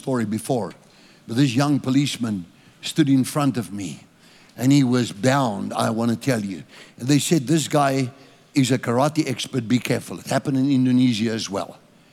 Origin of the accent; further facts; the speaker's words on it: South Africa; I'm a South African.